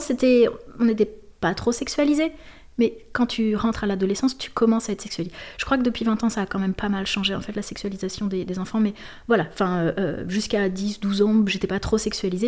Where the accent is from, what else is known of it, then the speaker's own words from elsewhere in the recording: Lille, Hauts-de-France, France; also born or lived in Marseille; jusqu'à 15 ans, j'ai grandi à Lille, euh, dans un quartier.